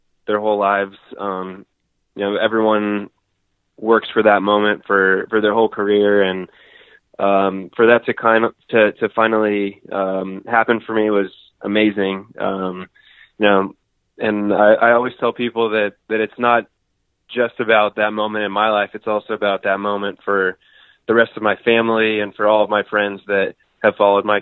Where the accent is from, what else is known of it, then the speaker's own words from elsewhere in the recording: Northern California, United States; I grew up in Northern California